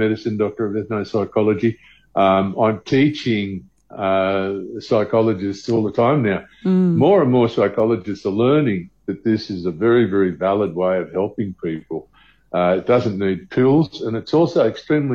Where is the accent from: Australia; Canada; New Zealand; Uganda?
Australia; now in South Africa; I'm originally from Australia